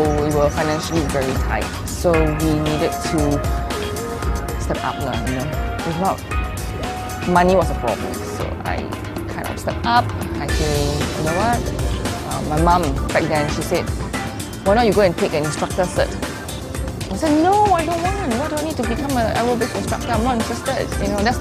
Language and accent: English; Singapore; I'm from Singapore.